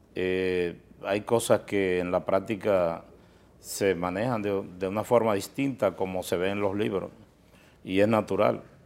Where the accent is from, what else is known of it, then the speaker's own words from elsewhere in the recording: Miches, El Seibo, Dominican Republic; nosotros eh, somos originarios de Miches